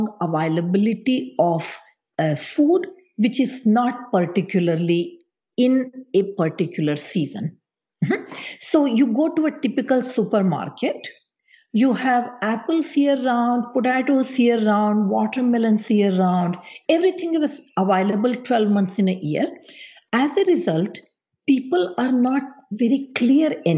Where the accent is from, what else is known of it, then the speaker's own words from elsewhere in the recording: India; moved away; how I was raised back in India